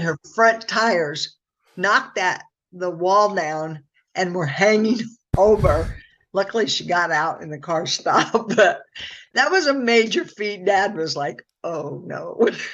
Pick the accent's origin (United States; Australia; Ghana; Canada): United States; Muscatine, Iowa; I'm from Muscatine